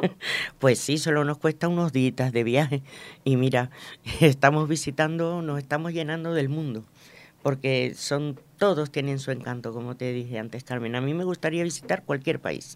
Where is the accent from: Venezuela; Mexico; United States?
Venezuela; now in Spain; yo nací en Venezuela